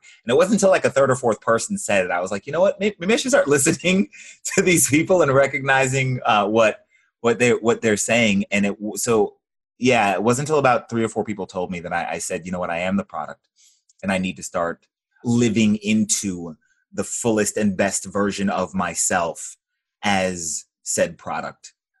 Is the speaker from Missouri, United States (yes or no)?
no; Georgia, United States; Just north of Atlanta, Georgia.